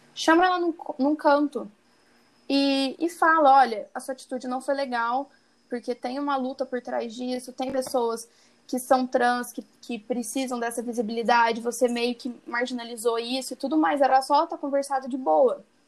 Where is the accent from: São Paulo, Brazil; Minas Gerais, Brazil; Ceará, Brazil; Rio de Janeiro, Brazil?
Minas Gerais, Brazil; accent: mineiro; o meu mineiro tende a ficar um, men menos forte.